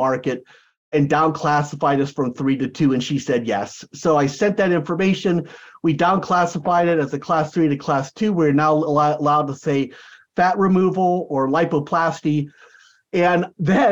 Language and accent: English; United States; also born or lived in San Diego, California / Florida / Santa Barbara, California; I'm an American. I don't speak Portuguese